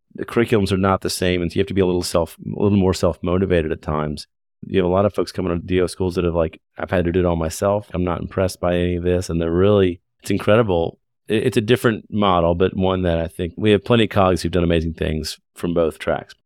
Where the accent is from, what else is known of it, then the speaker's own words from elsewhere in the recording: Lexington, Kentucky, United States; also born or lived in Michigan; I grew up in Kentucky. I grew up in Lexington, which is a pretty medium sized city.